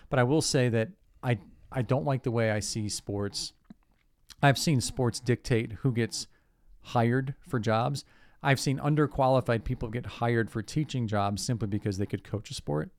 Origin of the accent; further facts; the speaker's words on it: Cleveland, Ohio, United States; growing up in Cleveland